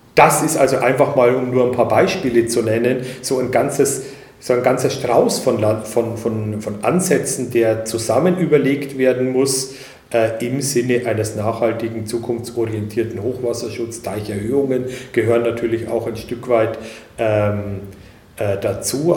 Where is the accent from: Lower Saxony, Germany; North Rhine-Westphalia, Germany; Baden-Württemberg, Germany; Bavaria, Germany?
Bavaria, Germany; northern Upper Palatinate; moved away; Ich komme selber aus der nördlichen Oberpfalz